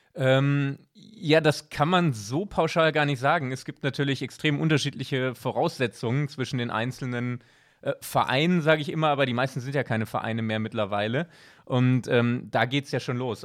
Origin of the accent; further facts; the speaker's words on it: Bochum, North Rhine-Westphalia, Germany; moved away as an adult; now in Switzerland; als Bochumer